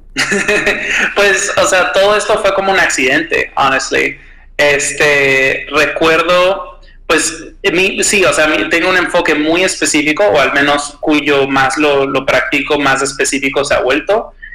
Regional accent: United States; moved away as an adult; now in Mexico City, Mexico; podemos decir just American, um, y pues vivo en, la Ciudad de México

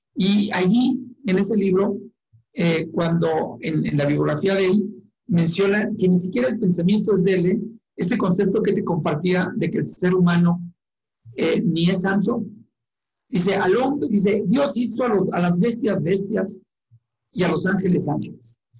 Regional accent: Chihuahua, Mexico; moved away as an adult; now in Ciudad Juárez, Mexico; nací en Chihuahua capital, pero tengo 22 años en Juárez

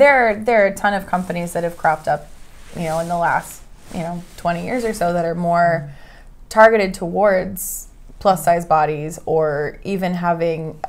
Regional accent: Oregon, United States; moved away as an adult; I'm from Oregon, small town

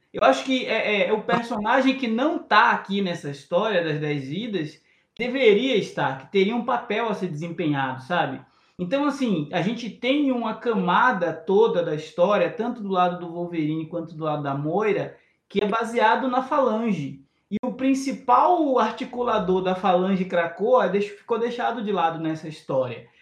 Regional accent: Bahia, Brazil; Eu sou preto, sou baiano

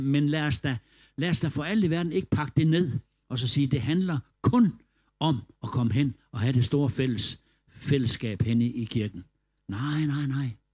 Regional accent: Denmark; vi var fra Danmark

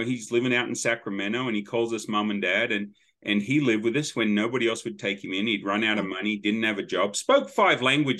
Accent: Sydney, New South Wales, Australia; moved away as an adult; now in Tennessee, United States; I grew up in Sydney

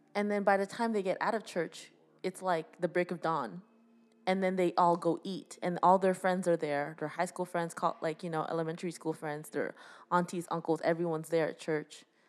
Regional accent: Canada; we are a British colony

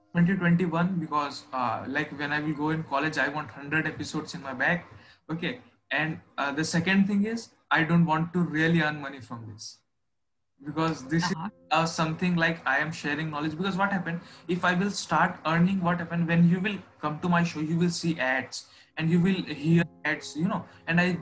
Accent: India; I am from India, so the culture of India is a bit different

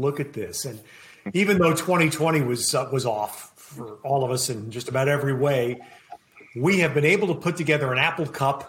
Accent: New York, United States; now in California, United States; I'm the New Yorker here

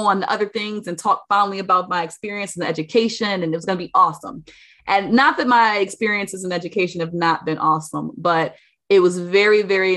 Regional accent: Maple Heights, Ohio, United States; moved away; also born or lived in Newark, New Jersey; Maple Heights, Ohio is a suburb of Cleveland. I don't really claim the maple so much as I claim the Cleveland

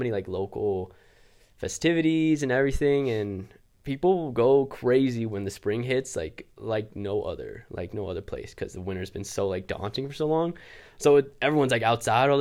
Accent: Anchorage, Alaska, United States; moved away as an adult; also born or lived in Woodbridge, Virginia / Barrow, Alaska / Fairbanks, Alaska / Oregon; now in Albuquerque, United States; Originally from Anchorage, Alaska

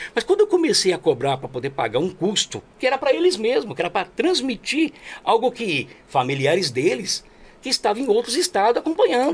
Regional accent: Jundiapeba, São Paulo, Brazil; Eu sou daqui de Juriapeba, pô, sou periferia

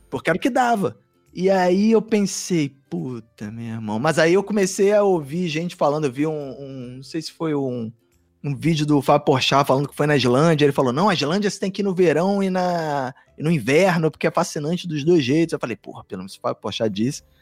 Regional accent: Brazil; eu falei que era do Brasil

